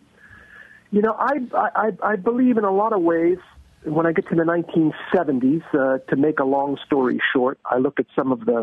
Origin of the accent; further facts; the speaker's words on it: Massachusetts, United States; now in Washington, D.C., United States; I grew up in Massachusetts